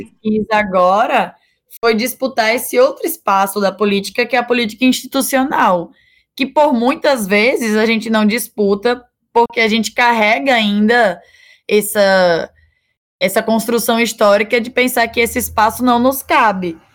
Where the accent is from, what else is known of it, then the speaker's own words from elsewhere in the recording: Natal, Rio Grande do Norte, Brazil; Eu nasci aqui em Natal, nasci lá na Januário Sico